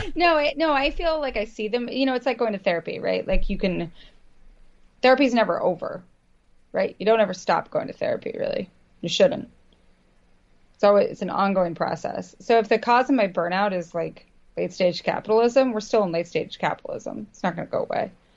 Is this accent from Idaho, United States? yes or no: yes; Idaho, United States; moved away; also born or lived in Vermont; I grew up in Idaho